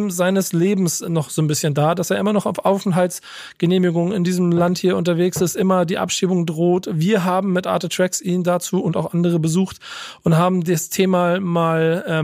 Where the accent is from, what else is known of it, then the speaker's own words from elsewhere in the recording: Germany; born there; ich bin von der Bantu Nation, ich bin in Deutschland geboren, meine Geburtsurkunde ist deutsch, meine komplette Familie ist in Angola geboren und ist dort registriert.